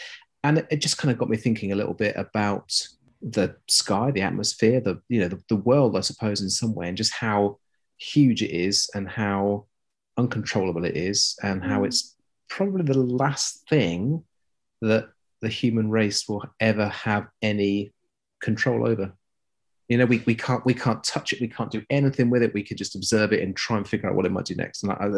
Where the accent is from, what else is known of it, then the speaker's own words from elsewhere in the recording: South East England, United Kingdom; I am from Hampshire. {S1} Ooh. {S2} As in, that's where I was born and grew up.